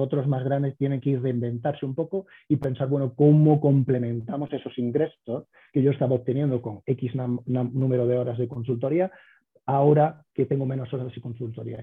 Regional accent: Córdoba, Andalusia, Spain; moved away as an adult; also born or lived in New York, United States; now in Denver, United States; yo soy cordobés, como bien has dicho, nacido y crecido ahí

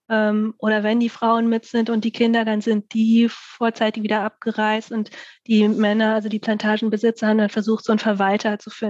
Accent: Bremen, Germany; komme halt äh, aus Bremen.

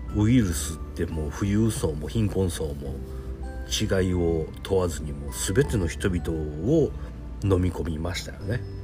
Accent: Japan; 日本に生まれてる

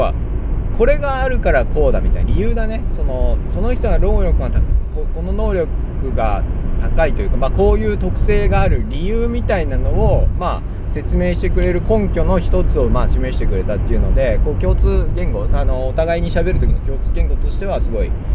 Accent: Ina, Nagano, Japan; 私は長野県出身で、伊那市というですね、すごいちっちゃい地域、サッカーも弱い地域にいたんですけれども

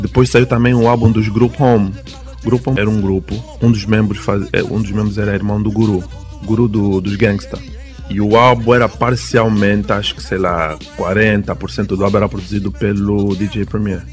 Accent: Luanda, Luanda Province, Angola; Eu também sou da Maianga

